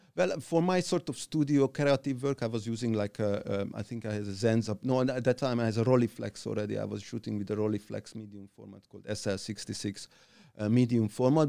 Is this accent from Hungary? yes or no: yes; Hungary; also born or lived in Budapest; I grew up in, in that little midtown, um, um, uh, mid-sized town in Hungary